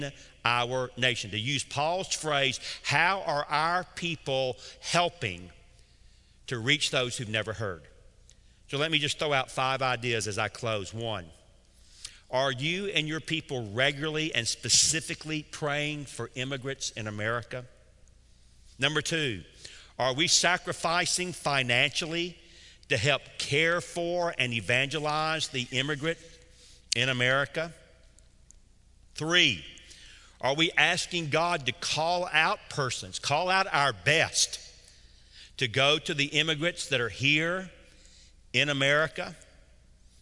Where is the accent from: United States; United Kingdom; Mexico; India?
United States; Atlanta, Georgia; I grew up in Atlanta, Georgia. I'm as deep south as you can possibly be